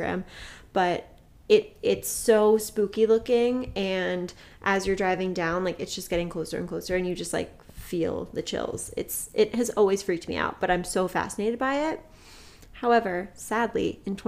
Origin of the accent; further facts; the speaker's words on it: Morristown, New Jersey, United States; Greystone is a psychiatric hospital located in my hometown in it's technically in Morris Plains, but we're gonna say it's in Morristown